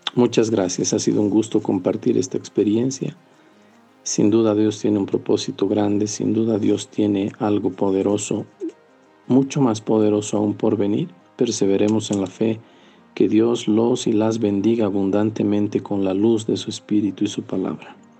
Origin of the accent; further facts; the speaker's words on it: Potosí, Bolivia; also born or lived in Sucre; yo soy potosino